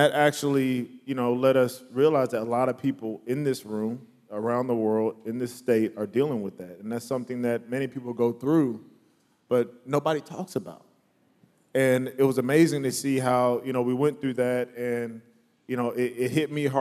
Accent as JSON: {"language": "English", "region": "Virginia", "country": "United States", "tie": "born or raised there", "also_born_or_lived": "South Carolina", "moved": "as an adult", "lives_now": "Boston, United States", "said": "I grew up in Virginia, in South Carolina."}